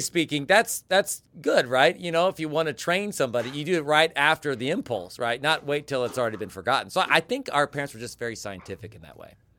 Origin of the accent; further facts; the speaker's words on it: Kansas, United States; our time growing up in Kansas